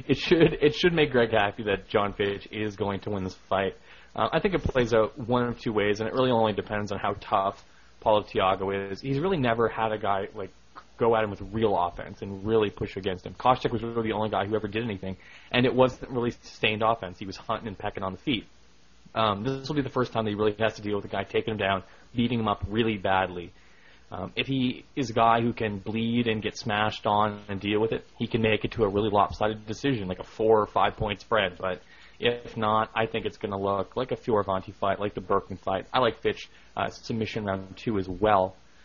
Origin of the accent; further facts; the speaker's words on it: Canada; Even though I'm a Canadian, a huge GSP fan, as someone who listens to every Sherdog show, I may cheer for Alves